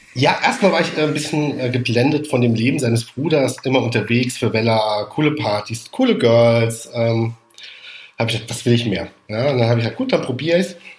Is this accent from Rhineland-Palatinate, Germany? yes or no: yes; Rhineland-Palatinate, Germany; also born or lived in Heidelberg / Mainz area / Paris / Mannheim; ich komme aus der Pfalz